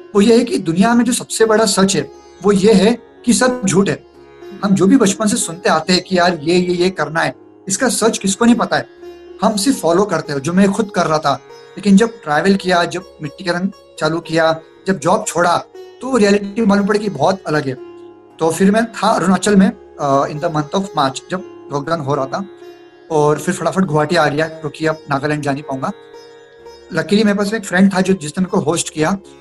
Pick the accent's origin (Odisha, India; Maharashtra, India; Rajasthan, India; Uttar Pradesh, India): Maharashtra, India; Bhusawal; moved away as an adult; also born or lived in Pune; मैं एक गाँव से हूँ भुसावल जो महाराष्ट्र में एक गाँव है